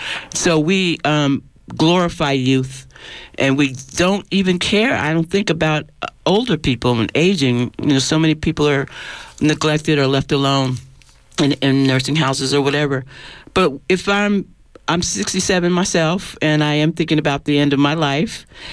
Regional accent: New York, United States; now in California, United States; When I came to California from New York in 1969, it was an great upheaval here.

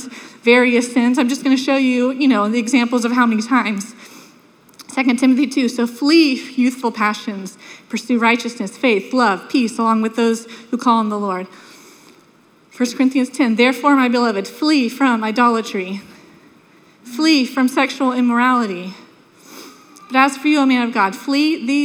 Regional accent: Sanford, United States; When I was a little girl, we grew up in Sanford

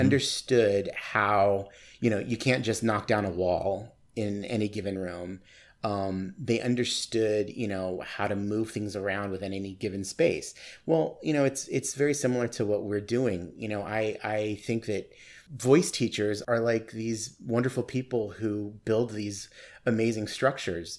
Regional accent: Tucson, Arizona, United States; moved away as an adult; also born or lived in Nogales, Arizona / Sierra Vista, Arizona / New York City; now in Phoenix, United States; I grew up in Tucson

